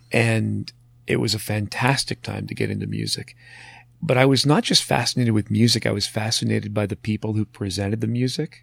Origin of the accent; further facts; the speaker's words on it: Marathon, Ontario, Canada; growing up in Marathon